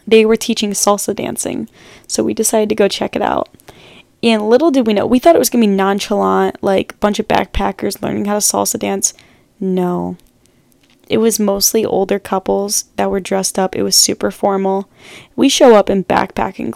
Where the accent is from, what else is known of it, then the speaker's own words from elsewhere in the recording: United States; I'm obviously American.